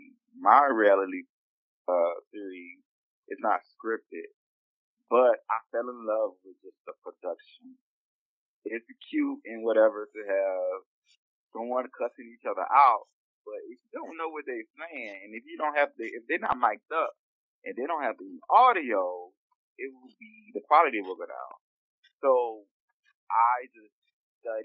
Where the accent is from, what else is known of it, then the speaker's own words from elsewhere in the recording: New Orleans, Louisiana, United States; Growing up in New Orleans, very homophobic